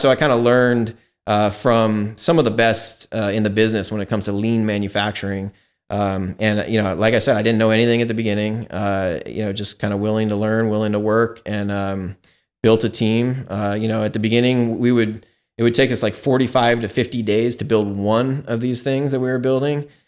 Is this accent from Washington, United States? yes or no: yes; Seattle, Washington, United States; now in Livermore, United States; I grew up in Seattle, in Washington State